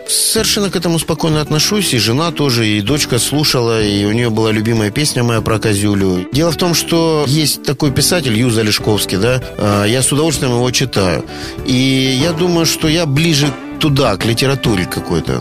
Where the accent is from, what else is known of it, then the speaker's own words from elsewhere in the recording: Rostov-on-Don, Rostov Oblast, Russia; я дважды отец, ростовчанин и риэлтор